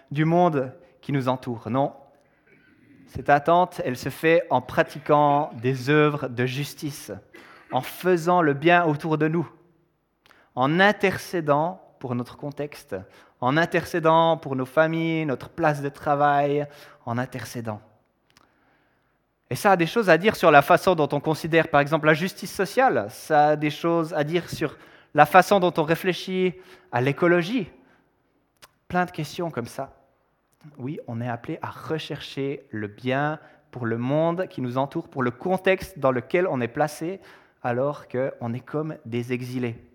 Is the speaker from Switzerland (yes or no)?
yes; Switzerland; Évidemment, moi je suis suisse, marié à une américaine